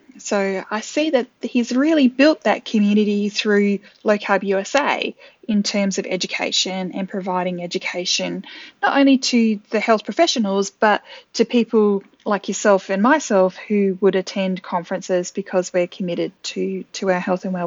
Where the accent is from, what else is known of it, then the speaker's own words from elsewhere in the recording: Adelaide, South Australia, Australia; I actually typed in my hometown, Adelaide in South Australia